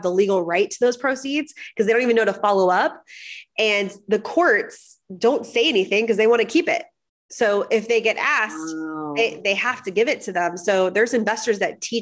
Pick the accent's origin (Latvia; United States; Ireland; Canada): United States; Florida; moved away; also born or lived in Miami / Orlando; I'm from Florida.